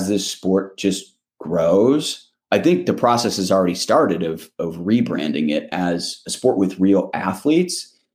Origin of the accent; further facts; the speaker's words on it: Michigan, United States; moved away as an adult; also born or lived in New York; coming back home to Michigan and just kind of like walking around my hometown